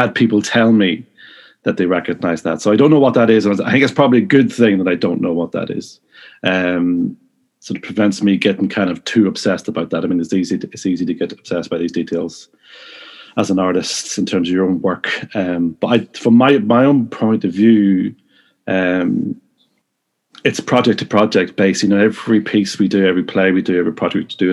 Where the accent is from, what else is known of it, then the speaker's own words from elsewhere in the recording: Newry, Northern Ireland, United Kingdom; also born or lived in Cardiff / Leicester; now in Belfast, United Kingdom; originally from Newry, County Down